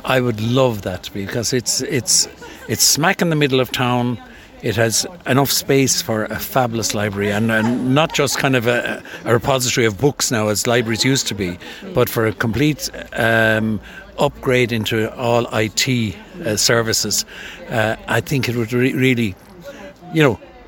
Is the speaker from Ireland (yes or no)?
yes; Callan, Leinster, Ireland; I'm from Callan.